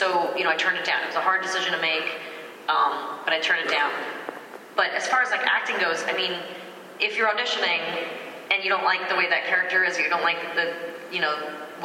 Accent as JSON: {"language": "English", "region": "New York", "country": "United States", "tie": "born or raised there", "said": "growing up in New York"}